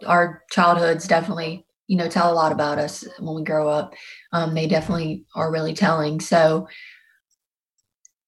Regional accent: South Louisiana, United States; born and bred in the South. This is all I know. And I'm definitely a Southern girl at heart.

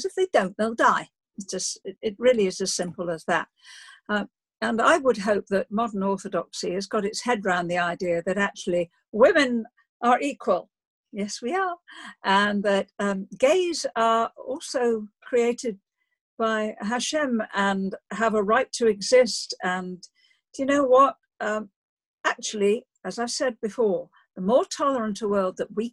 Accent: Liverpool, North West England, United Kingdom; moved away as an adult; also born or lived in Oxford; I grew up in Liverpool

